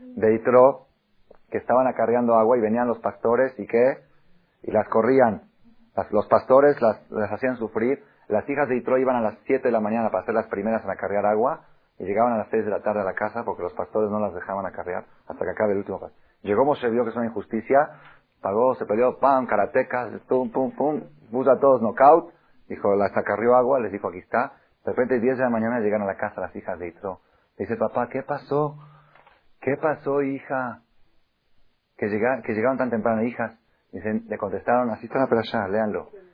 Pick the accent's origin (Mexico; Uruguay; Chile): Mexico; also born or lived in Argentina / Israel; yo nací en Argentina. Estudié me los 14 años a Israel, estudié 10 años en Israel, regresé a México